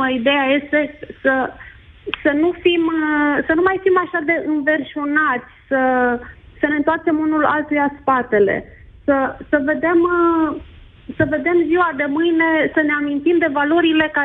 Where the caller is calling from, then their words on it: Alba Iulia, Alba County, Romania; Vă sunt din Alba Iulia.